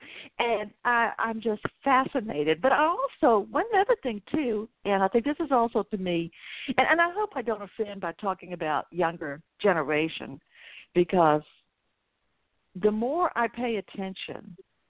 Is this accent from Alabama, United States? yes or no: no; Atlanta, Georgia, United States; I'm from Atlanta